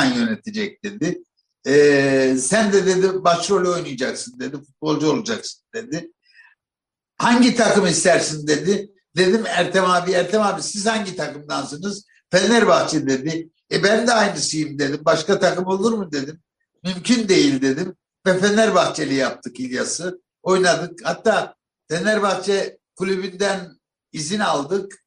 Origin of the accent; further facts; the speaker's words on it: Malatya, Turkey; bir kapıcılar dairesinin yanında büyüdüm Malatya'da.